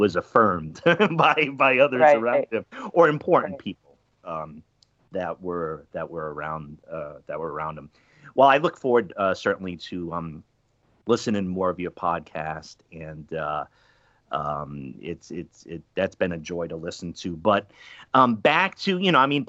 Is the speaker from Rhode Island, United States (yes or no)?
yes; Pawtucket, Rhode Island, United States; moved away; also born or lived in Milwaukee, Wisconsin; I grew up in Pawtucket, Rhode Island, which was the AAA affiliate for the Boston Red Sox